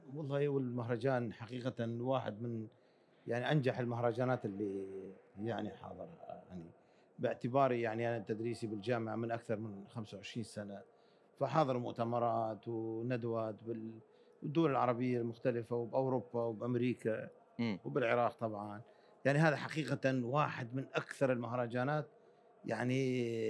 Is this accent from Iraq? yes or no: yes; Mosul, Nineveh, Iraq; also born or lived in Akre, Kurdistan, Iraq; صحيح ولدت في كردستان في مدينه عقره اللي تبعد عن مدينه الموصل ساعه تقريبا لكني يعني كان عمري خمس سنوات انتقلنا انا والوالد انتقل الى الموصل وعشت كل طفولتي في الموصل